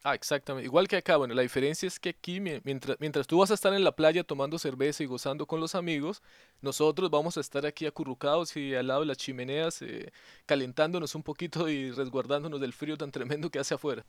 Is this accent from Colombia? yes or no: yes; Llanos, Yopal, Casanare, Colombia; yo soy llanero